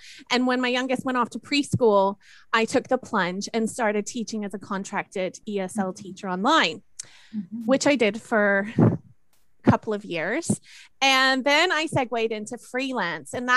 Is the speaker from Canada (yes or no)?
yes; Canada; moved away as an adult; also born or lived in Japan / Germany; now in United Kingdom; I've ended up here in the UK, even though, of course, I am Canadian